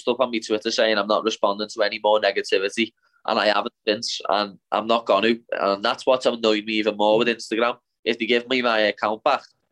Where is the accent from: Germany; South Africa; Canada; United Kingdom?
United Kingdom; Liverpool, North West England; from Eton, know what I mean, from Liverpool